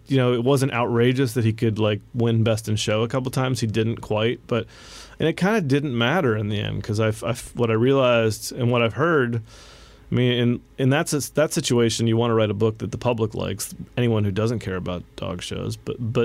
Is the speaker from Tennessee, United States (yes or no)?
no; West Virginia, United States; I grew up in West Virginia